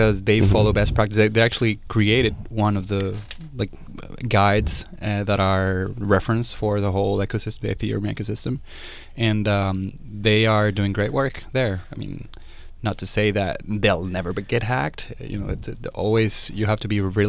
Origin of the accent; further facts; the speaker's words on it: Venezuela; moved away as an adult; also born or lived in Pittsburgh / Portugal; I went back to Venezuela